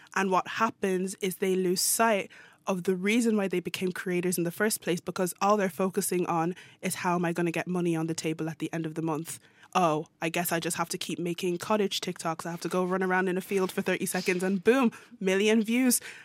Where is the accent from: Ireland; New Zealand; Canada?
Ireland; moved away as an adult; now in Norway; I'm Irish